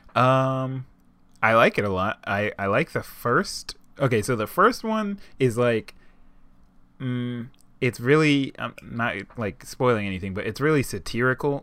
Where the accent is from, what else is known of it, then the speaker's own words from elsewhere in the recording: United States; I am dirty American